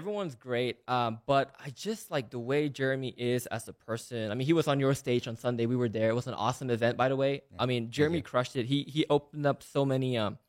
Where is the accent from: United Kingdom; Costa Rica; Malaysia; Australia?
Malaysia; moved away as an adult; now in United States; I was born and raised in Malaysia. I moved to the U.S. Actually, yesterday was my official 10 years in America.